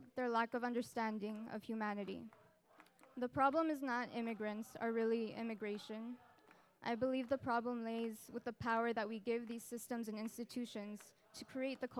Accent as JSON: {"language": "English", "town": "El Paso", "region": "Texas", "country": "United States", "moved": "yes", "said": "I'm from El Paso, Texas, which is a border city with Ciudad Juarez, Mexico"}